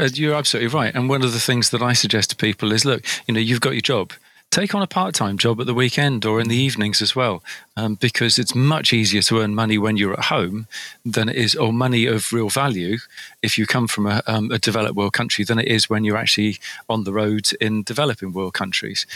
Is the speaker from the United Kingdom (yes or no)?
yes; United Kingdom; from over here in the UK, and um, we Brits